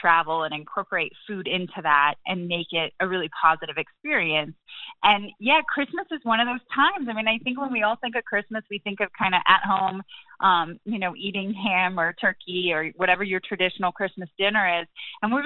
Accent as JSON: {"language": "English", "region": "England", "country": "United Kingdom", "tie": "born or raised there", "also_born_or_lived": "Cambodia", "moved": "as an adult", "lives_now": "United States", "said": "I grew up in England"}